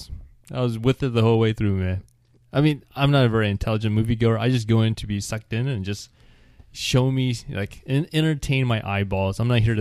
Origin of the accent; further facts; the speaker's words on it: Scotland, United Kingdom; Hi, I'm …. I'm from Scotland.